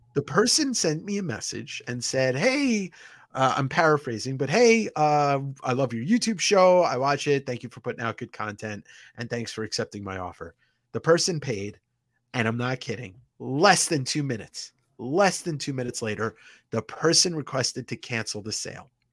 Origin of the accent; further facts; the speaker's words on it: Deer Park, New York, United States; New York, I, I grew up on Long Island